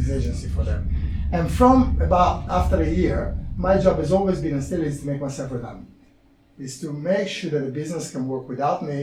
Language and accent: English; Italy; English is a second language; moved away as an adult; I landed to this country. I couldn't speak English. I was a marketing manager in Italy.